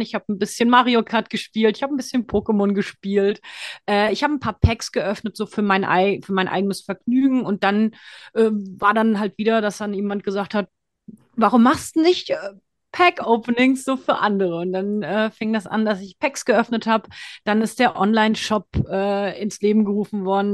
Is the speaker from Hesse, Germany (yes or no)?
yes; Frankfurt, Hesse, Germany; also born or lived in Thailand; gebürtige Frankfurterin